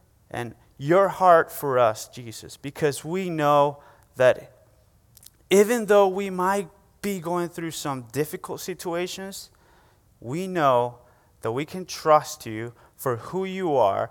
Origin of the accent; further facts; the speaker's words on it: Venezuela; English is a second language; now in United States; excuse my accent. It's a great joy for me to say, hey, I was born and raised in Venezuela, and God brought me here to the States